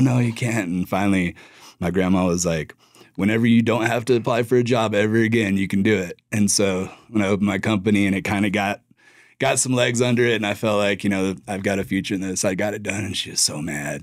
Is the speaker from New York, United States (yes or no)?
no; Durango, Colorado, United States; moved away as an adult; also born or lived in Lubbock, Texas; I grew up in Durango